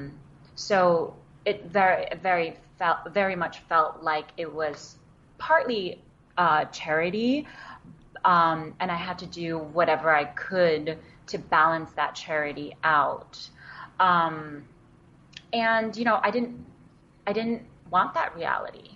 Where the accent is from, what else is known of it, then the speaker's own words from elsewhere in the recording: New York City, New York, United States; English is a second language; also born or lived in China; I grew up in Queens in New York